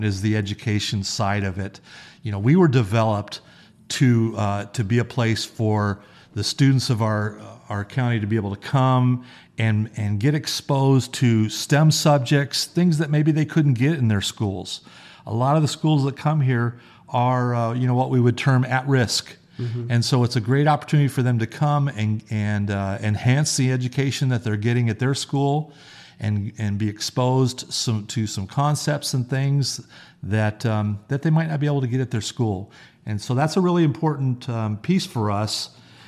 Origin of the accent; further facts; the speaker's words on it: Las Vegas, Nevada, United States; I grew up on the East Side. I was born and raised here as well.